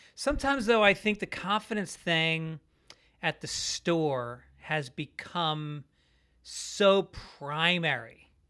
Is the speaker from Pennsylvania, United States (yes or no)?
no; Tarrytown, New York, United States; born or raised there; moved away as an adult; also born or lived in Bronx, New York / Boston; now in Los Angeles, United States